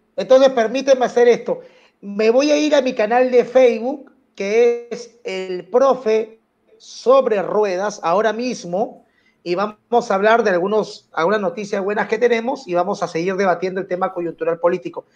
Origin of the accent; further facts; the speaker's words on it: Lima, Peru; also born or lived in Barranco; yo soy Vía María del Triunfo